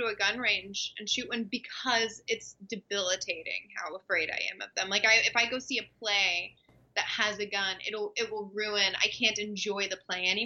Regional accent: Dallas, Texas, United States; I grew up in Texas

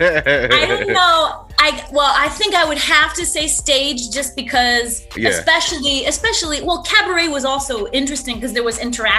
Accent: just south of Binghamton, northeastern Pennsylvania, United States; moved away as an adult; also born or lived in New York City / Poughkeepsie, New York; now in Paris, France; this country girl. Growing up in Pennsylvania

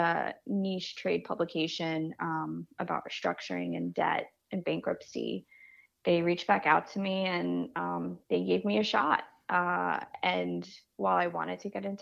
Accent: New York City, New York, United States; I grew up in Canarsie, and then I moved to Bensonhurst

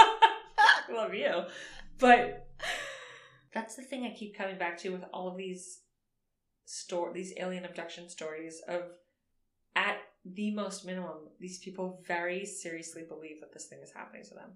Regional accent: Miami Beach, Florida, United States; growing up in Miami Beach

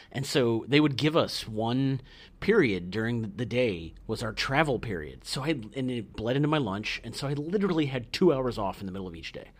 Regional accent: Iowa, United States

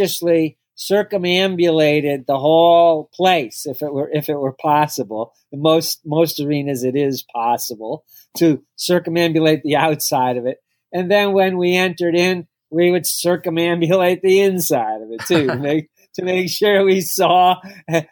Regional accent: Massachusetts, United States; now in Philadelphia, United States; I grew up in Massachusetts

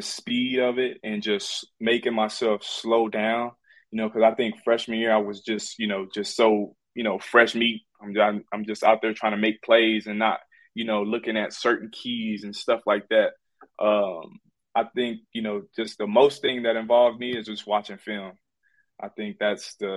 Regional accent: Houston, Texas, United States; We in Houston, my hometown

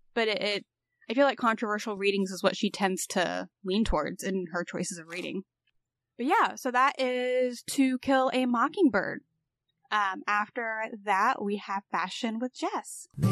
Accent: Indiana, United States; moved away; I'm from Indiana

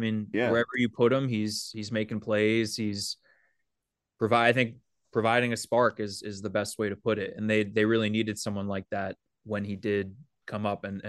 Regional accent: Manhattan, New York, United States; I was public school all the way through growing up in Manhattan

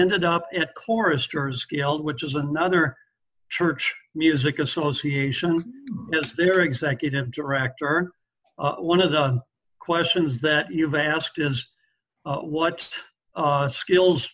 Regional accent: southern Minnesota, United States; moved away as an adult; also born or lived in Jacksonville, Florida / Glen Ellyn, Illinois; I grew up in Lutheran country in southern Minnesota

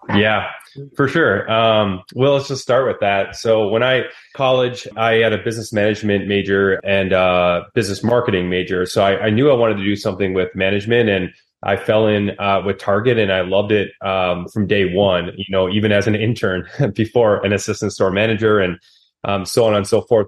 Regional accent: Wisconsin, United States; I'm from Wisconsin

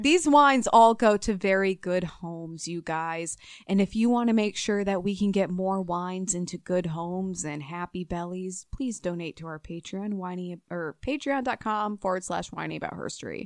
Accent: Minnesota, United States; accent: Minnesota; my Minnesota accent

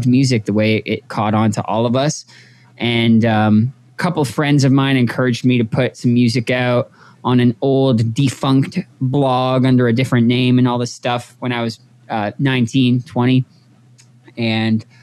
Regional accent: Toronto, Ontario, Canada; moved away as an adult; also born or lived in New Jersey / Montreal; now in Los Angeles, United States; I was born in New Jersey, working class family, immigrated to Canada when I was a young boy. I grew up in Toronto

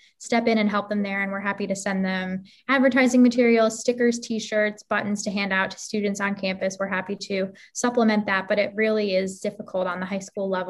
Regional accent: Lake County, Illinois, United States; I'm from the Lake County area

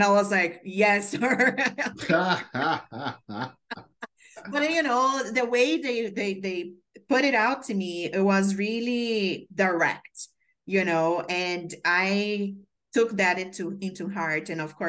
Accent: Brazil; moved away as an adult; also born or lived in Maryland; now in New York, United States; I moved here from Brazil. So I came here for an internship to grow my career.

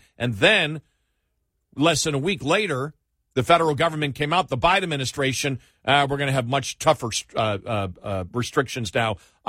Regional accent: Buffalo, New York, United States; moved away; I know. I grew up in Buffalo.

